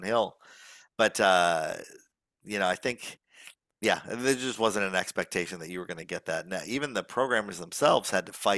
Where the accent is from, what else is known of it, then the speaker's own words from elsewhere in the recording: Chicago, Illinois, United States; the history of my hometown